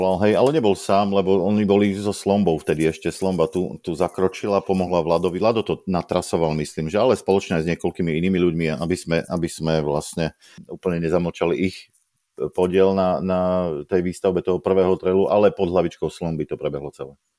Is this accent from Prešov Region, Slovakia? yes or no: no; Košice, Košice Region, Slovakia; som z Košíc